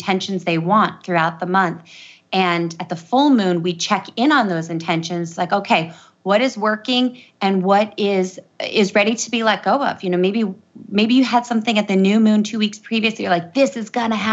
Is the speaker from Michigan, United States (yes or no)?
no; Matanuska Valley, Alaska, United States; moved away as an adult; also born or lived in Oregon; I grew up in this valley called the Matanuska Valley.